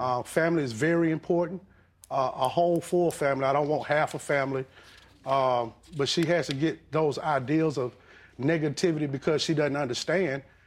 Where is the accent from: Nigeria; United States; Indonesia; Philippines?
United States; the South; now in Georgia, United States; I'm old school from the South.